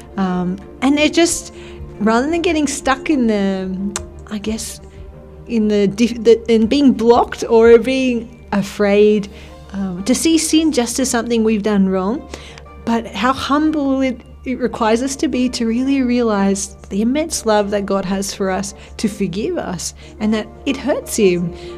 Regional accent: Australia; now in Spain; I'm from Australia

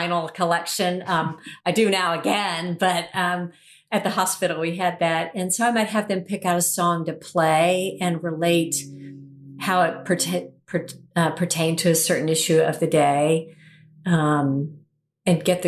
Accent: Atlanta, Georgia, United States; here in my hometown of Atlanta

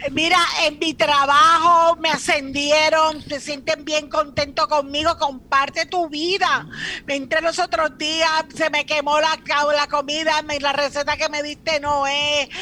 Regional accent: Cuba; now in Puerto Rico; yo soy cubana

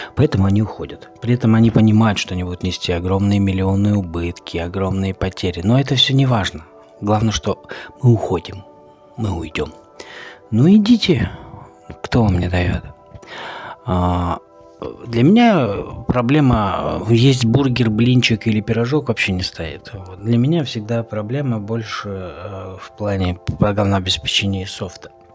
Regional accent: Russia; Мы живем в России, и у нас преобладающее население белое

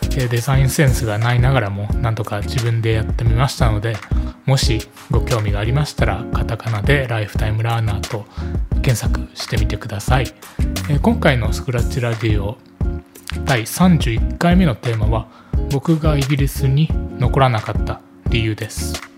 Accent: Japan; first language Japanese; moved away as an adult; also born or lived in United Kingdom; 母国語である日本語

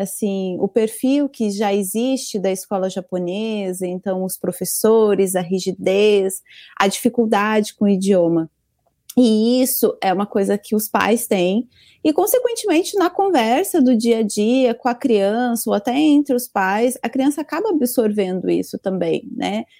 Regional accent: Brazil; now in Japan; eu não sou descendente japonesa, sou brasileira mesmo

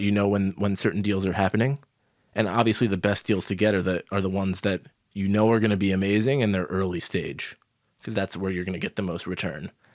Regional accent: New York, United States; growing up in New York as a kid

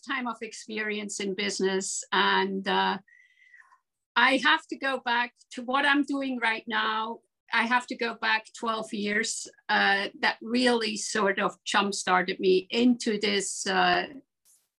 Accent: Switzerland; moved away; also born or lived in Aarau / New York; I grew up in Switzerland, and I was a nose for La Maison Firmenich in Geneva

